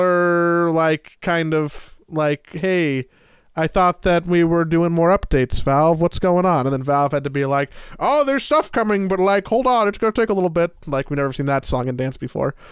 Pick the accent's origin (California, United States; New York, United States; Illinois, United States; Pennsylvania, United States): California, United States; Los Angeles; growing up in Los Angeles in the late nineties